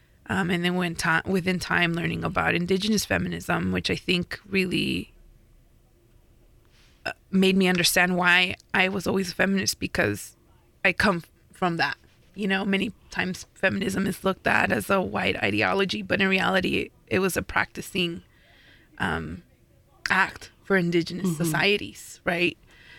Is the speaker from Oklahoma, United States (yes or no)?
no; Riverside, California, United States; I grew up in Riverside where there was a DIY punk scene